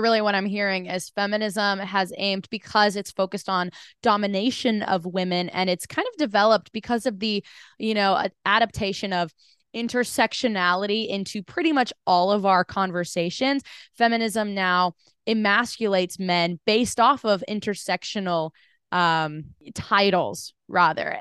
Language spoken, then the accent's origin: English; United States; being an American